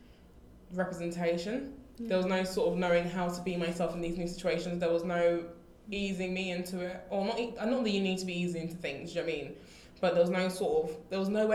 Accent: London, United Kingdom; we're from Southeast London.

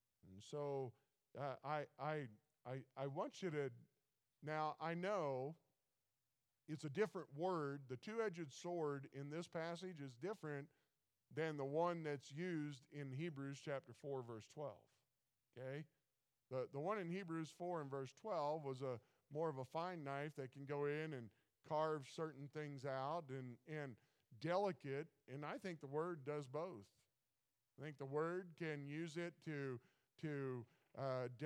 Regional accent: Missouri, United States; I'm from Missouri, show me state

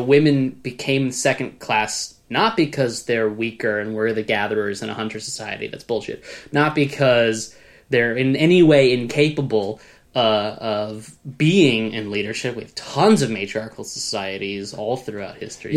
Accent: United States; I'm an American

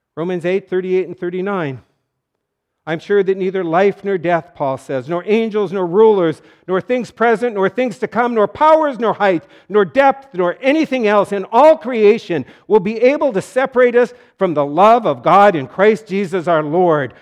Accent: North Dakota, United States; It was great growing up in North Dakota

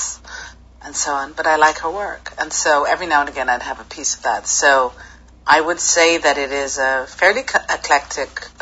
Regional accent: Hastings, South East England, United Kingdom; now in New York, United States; I grew up in Hastings, in Sussex.

